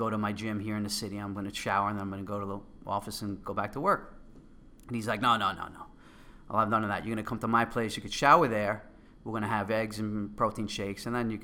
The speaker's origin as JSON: {"language": "English", "town": "New York City", "region": "New York", "country": "United States", "accent": "Queens", "said": "my Queens accent."}